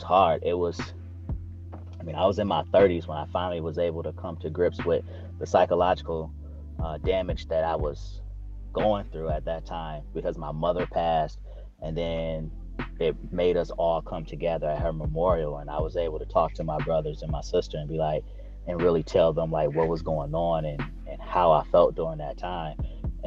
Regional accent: Lansing, Michigan, United States; also born or lived in Detroit, Michigan; I was born in Detroit, and my biological mother moved to Lansing when I was about 7.

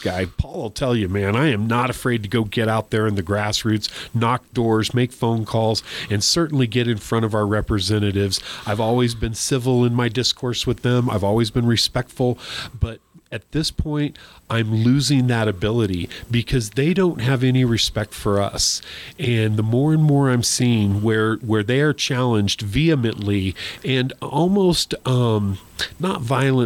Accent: New Mexico, United States; I was born and raised in New Mexico

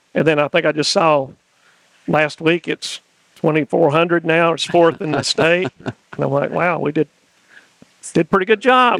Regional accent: East Tennessee, United States; moved away as an adult; now in Sumner County, Tennessee, United States; I grew up in East Tennessee

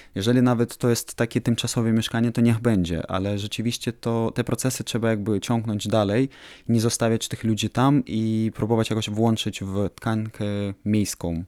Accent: Ukraine; jestem architektem z Ukrainy

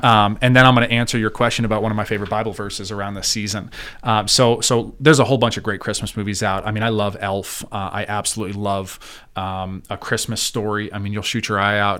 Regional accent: New York City area, New Jersey, United States; moved away as an adult; now in Clearfield, United States; born and raised in the North Jersey, New York City area

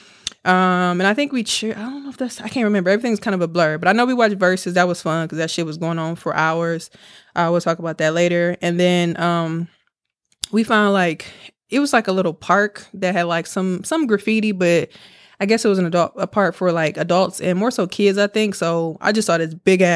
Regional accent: Milwaukee, Wisconsin, United States; now in Houston, United States; we from Milwaukee

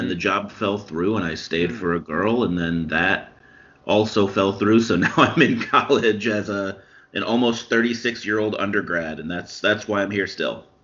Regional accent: Champaign, Illinois, United States; I am originally from Champaign

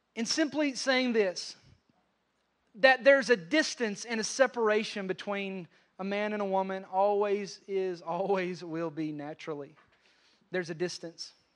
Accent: Western Kentucky, United States; I grew up in Ken-, Western Kentucky around a lot of hunters

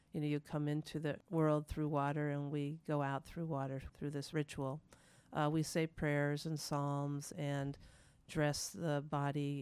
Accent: the Midwest, Ohio, United States; moved away as an adult; I grew up in the Midwest

